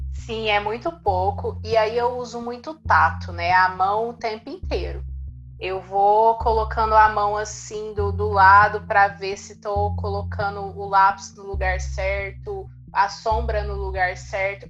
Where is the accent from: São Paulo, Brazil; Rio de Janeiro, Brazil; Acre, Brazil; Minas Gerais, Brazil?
Minas Gerais, Brazil; Uberlândia; sou da cidade de Uberlândia, Minas Gerais